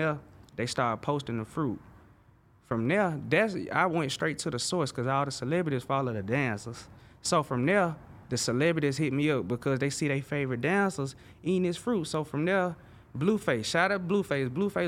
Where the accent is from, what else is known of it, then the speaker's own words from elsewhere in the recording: Alabama, United States; moved away; I'm from Alabama